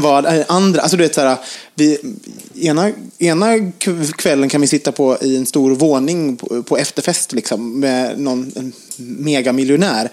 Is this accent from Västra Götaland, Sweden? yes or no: yes; Gothenburg, Västra Götaland, Sweden; now in Stockholm, Sweden; jag kommer från Göteborg.